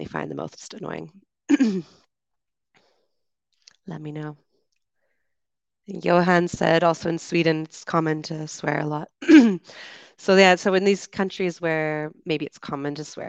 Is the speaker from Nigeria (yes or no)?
no; Canada; I'm from Canada